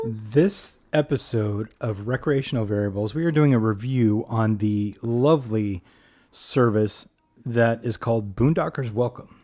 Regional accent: Los Angeles, California, United States; moved away; as a parent who grew up in the city, you know, born and raised in Los Angeles

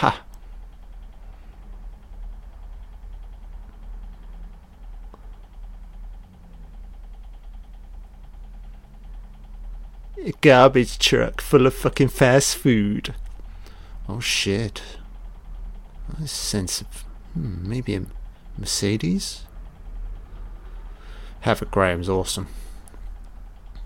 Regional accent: United Kingdom; I've grown up in the UK

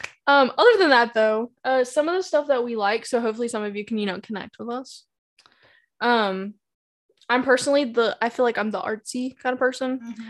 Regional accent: the South, United States; accent: Southern; We're not, like, from California sitting here. Howdy, y'all. No, we live in the Southern.

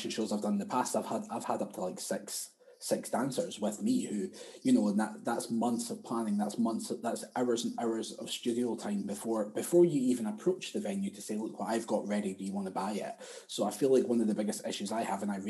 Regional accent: Edinburgh, Scotland, United Kingdom; moved away as an adult; also born or lived in Australia; I grew up in a place called Sighthill, which is out next to Broom House

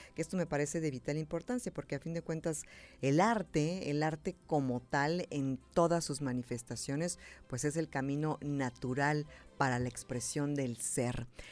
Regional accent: Mexico; soy mexicana

